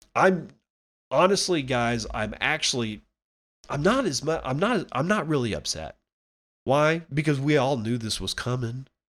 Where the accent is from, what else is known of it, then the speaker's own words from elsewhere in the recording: United States; as an American